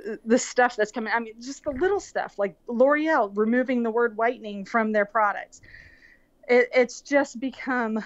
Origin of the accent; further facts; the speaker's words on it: Florida, United States; I grew up in Florida